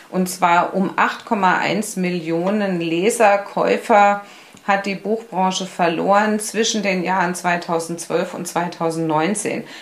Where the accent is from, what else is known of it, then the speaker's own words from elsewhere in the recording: Berlin, Germany; Ähm, ich bin ja gebürtige Berlinerin und ich war damals in Berlin äh, Krankengymnastin.